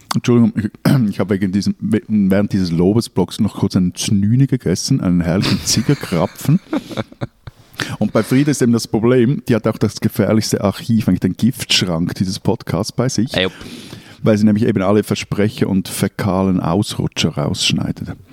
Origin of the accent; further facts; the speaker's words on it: Innsbruck, Tyrol, Austria; now in Switzerland; Ich bin in Innsbruck aufgewachsen und ein richtiger Tiroler Bub